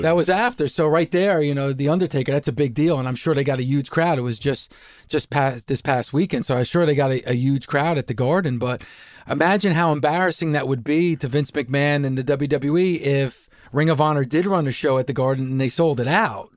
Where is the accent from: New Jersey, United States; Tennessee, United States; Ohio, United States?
New Jersey, United States; I'm from Jersey